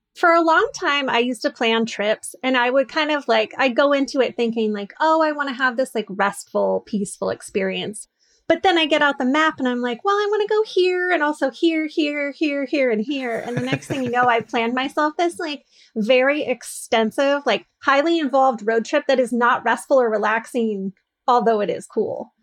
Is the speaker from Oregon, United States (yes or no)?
yes; North Coast, Oregon, United States; I'm from the North Coast